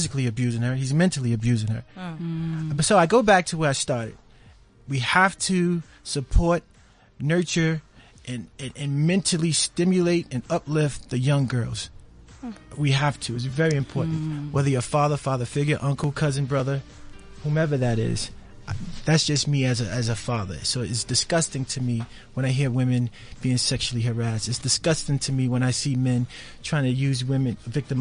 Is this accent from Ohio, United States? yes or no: no; New York, United States; accent: New York; my New York accent